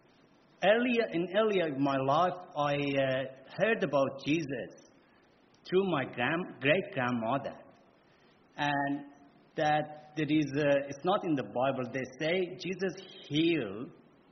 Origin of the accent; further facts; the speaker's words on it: Iran; English is a second language; moved away as an adult; now in Australia; I'm from Iran, and I came by boat to Australia